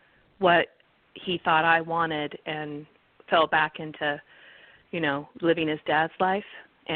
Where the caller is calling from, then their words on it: California, United States; I'm calling from California